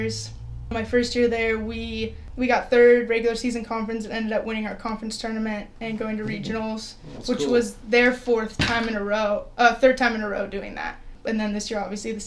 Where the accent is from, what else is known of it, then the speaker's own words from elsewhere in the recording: Napa, California, United States; moved away; I grew up in Napa, so grew up in the Bay Area